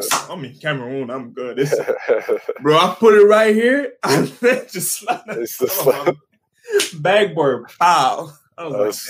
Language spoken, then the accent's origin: English; Canada; moved away; I was born in Canada